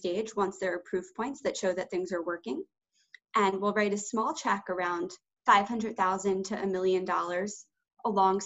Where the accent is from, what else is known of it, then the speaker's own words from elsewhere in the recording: Baltimore, Maryland, United States; I grew up in Baltimore, Maryland.